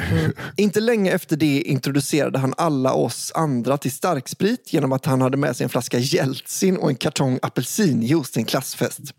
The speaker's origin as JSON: {"language": "Swedish", "region": "Västra Götaland", "country": "Sweden", "tie": "born or raised there", "said": "I den lilla orten där jag växte upp utanför Göteborg fanns en skola som alla samhällets barn gick i."}